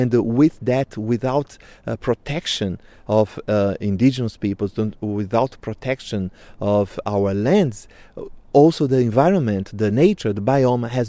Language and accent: English; Brazil; I'm from Krenak people in Brazil, Vanuiri clan